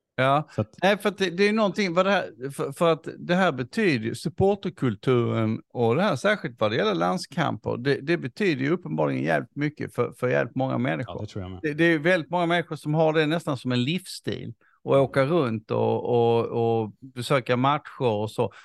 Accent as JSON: {"language": "Swedish", "country": "Sweden", "said": "som, som svensk"}